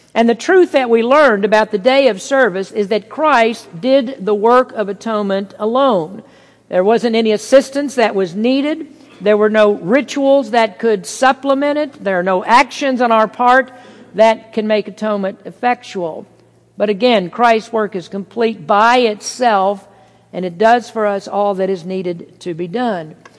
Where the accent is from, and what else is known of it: United States